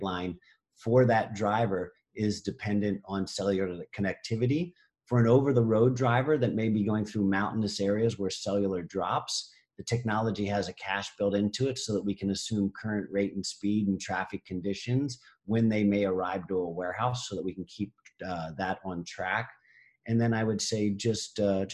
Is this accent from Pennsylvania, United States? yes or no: yes; Pennsylvania, United States; now in California, United States; I'm from Pennsylvania.